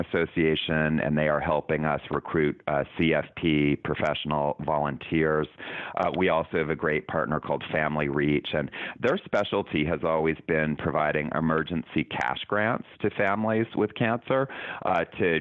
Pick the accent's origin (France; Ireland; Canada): Canada; moved away as an adult; now in United States; I'm from Canada.